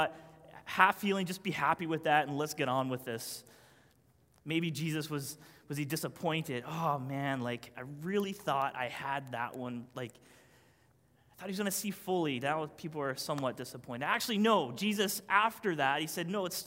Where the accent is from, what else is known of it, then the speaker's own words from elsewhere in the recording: Newfoundland and Labrador, Canada; I'm a Newfoundlander.